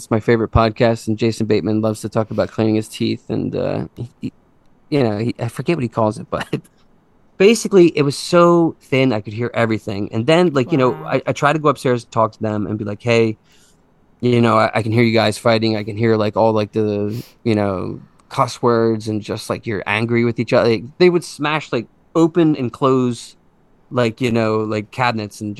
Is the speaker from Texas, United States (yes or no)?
no; Conshohocken, Pennsylvania, United States; now in Plymouth Meeting, United States; I grew up in Conshohocken.